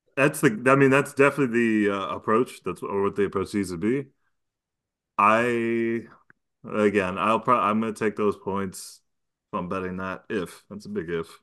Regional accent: New York, United States; As a New Yorker

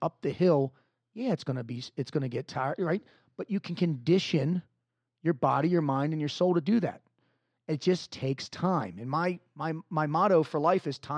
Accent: Dundalk, Maryland, United States; I'm originally from Dundalk, Maryland, which is not the greatest part of town in Maryland

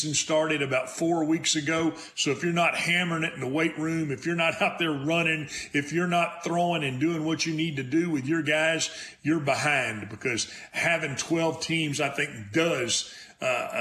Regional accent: Texas, United States; I am a Texan through and through

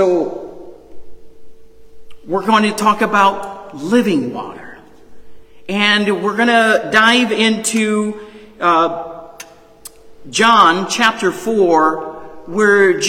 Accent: New Orleans, Louisiana, United States; I'm originally born and raised in New Orleans, Louisiana

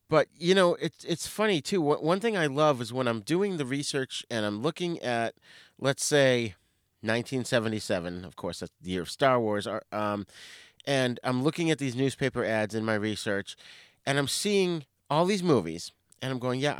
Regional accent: north of Boston, Massachusetts, United States; I grew up in the Boston area, so just north of Boston

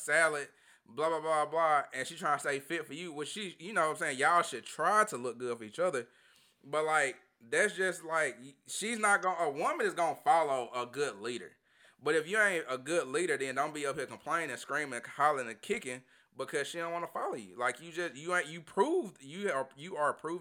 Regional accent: Tupelo, Mississippi, United States; my hometown, Tupelo.

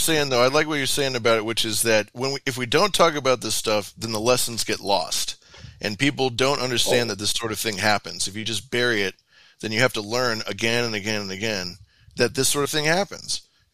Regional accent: United States; No, we're both American.

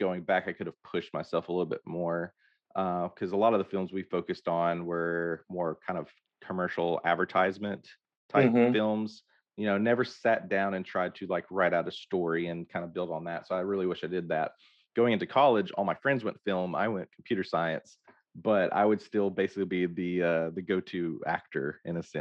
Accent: Hope, Arkansas, United States; I grew up in Hope, Arkansas

